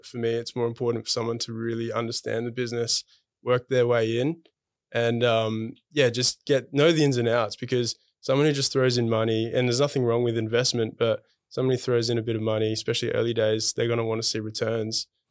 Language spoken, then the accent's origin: English; Adelaide, South Australia, Australia; moved away as an adult; now in Melbourne, Australia; I'm originally from Adelaide